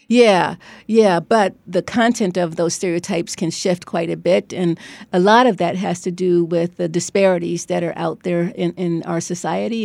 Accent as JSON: {"language": "English", "town": "Cleveland", "region": "Ohio", "country": "United States", "tie": "born or raised there", "also_born_or_lived": "Beachwood, Ohio / New Haven, Connecticut", "moved": "as an adult", "lives_now": "Stanford, United States", "said": "I grew up in Cleveland in an all-black neighborhood. And when I was twelve years old, my parents announced we were moving, uh, to an all-white, um, sub-, suburb"}